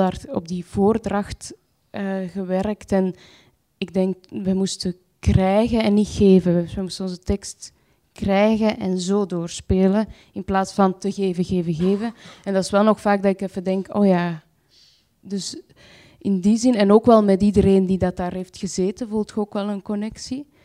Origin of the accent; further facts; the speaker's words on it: Antwerp, Flanders, Belgium; ik ga naar de wijk waar ik geboren ben. Dat is een sociale woonwijk, Luchtbal, naast eh, Antwerpen